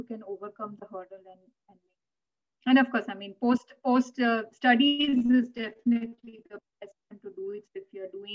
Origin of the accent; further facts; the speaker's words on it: India; English is a second language; moved away; us growing up in India or speaking a language like Gujarati